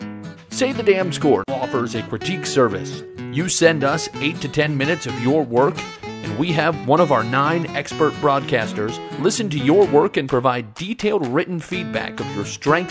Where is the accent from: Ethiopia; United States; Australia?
United States; Nebraska; now in Burnsville, United States; I grew up in Nebraska